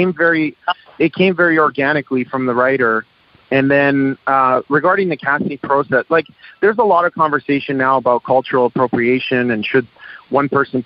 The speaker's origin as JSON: {"language": "English", "town": "Toronto", "region": "Ontario", "country": "Canada", "tie": "born or raised there", "said": "I was born in Canada, and growing up, I got beat up for being different"}